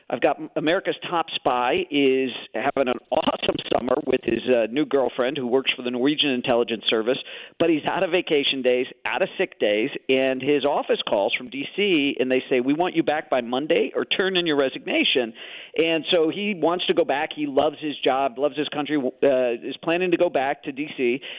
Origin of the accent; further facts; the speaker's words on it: Chicago, Illinois, United States; I grew up in Chicago, so I have these good Midwestern values